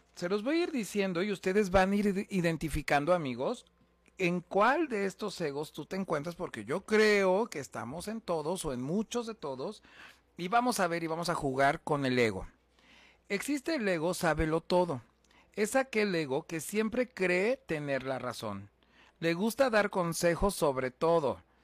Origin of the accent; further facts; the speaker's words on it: Huamantla, Tlaxcala, Mexico; soy originario de Guamantla, Tlaxcala